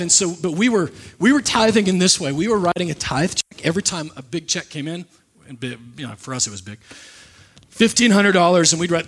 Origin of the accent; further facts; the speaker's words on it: Nebraska, United States; moved away; The pastor that I grew up with in Nebraska